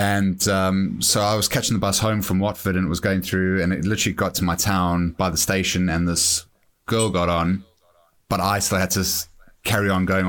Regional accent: South Africa; now in England; growing up in South Africa, where you're always looking over your shoulder

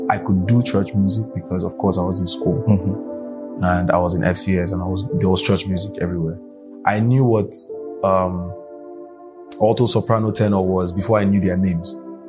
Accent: Abuja, Federal Capital Territory, Nigeria; also born or lived in Lagos / Kwara State; I grew up in Abuja. I was born in Lagos, but grew up in Abuja.

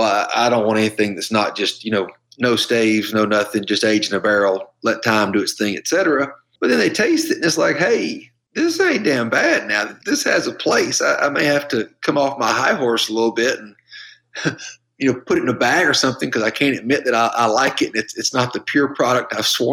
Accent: Georgia, United States; moved away; growing up in Georgia

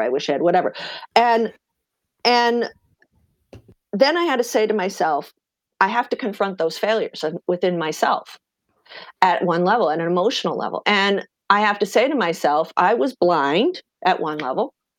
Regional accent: eastern Pennsylvania, United States; born or raised there

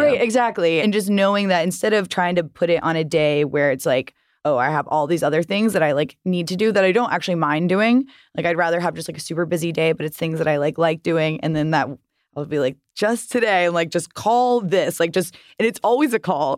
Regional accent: the South, United States; now in Los Angeles, United States; growing up in the South

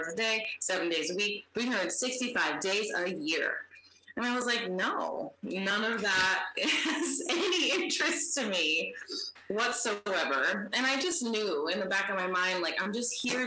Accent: San Diego, California, United States; I grew up in San Diego

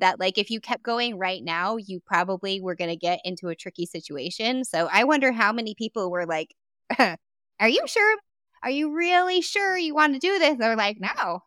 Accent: Texas, United States; I'm from Texas and this place is huge

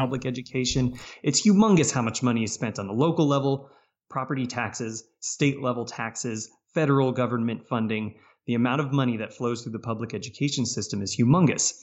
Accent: Valencia, California, United States; moved away as an adult; also born or lived in Philadelphia; I came from Southern California. That's where I grew up. Town called Valencia, which about forty minutes north of L

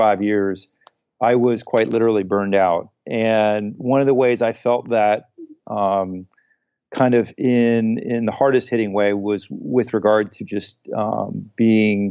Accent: New Hampshire, United States; moved away as an adult; also born or lived in Ohio; New Hampshire is where I grew up and it was home

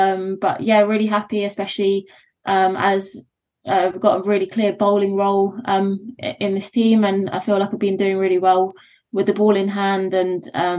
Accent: London, United Kingdom; moved away as an adult

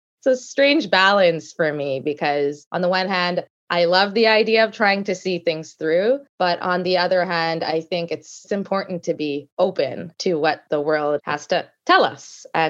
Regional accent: Canada; also born or lived in United States; I grew up in Canada, went to undergrad in Toronto and went to law school and then worked for quite a few years in the States, mainly on the East Coast

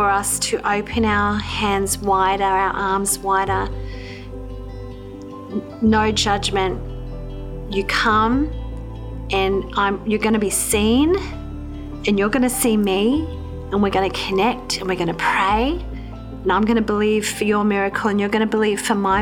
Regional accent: Queensland, Australia; moved away; also born or lived in New South Wales; I grew up in Queensland in Australia

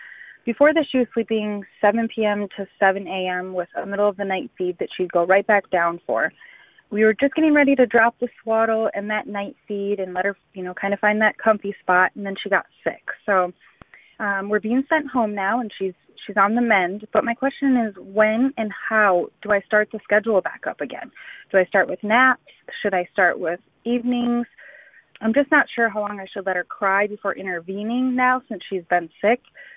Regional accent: Minneapolis, Minnesota, United States; I'm from Minneapolis, Minnesota.

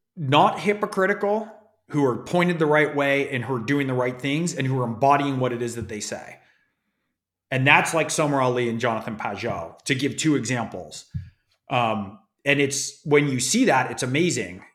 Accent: California, United States; I grew up in California

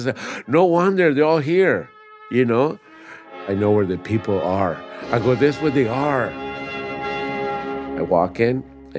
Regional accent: Tampico, Tamaulipas, Mexico; born there; I was born in Tampico, Tamaulipas, Mexico.

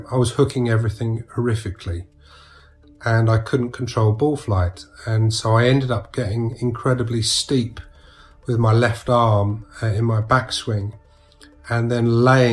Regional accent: Sussex, South East England, United Kingdom; I was from Sussex

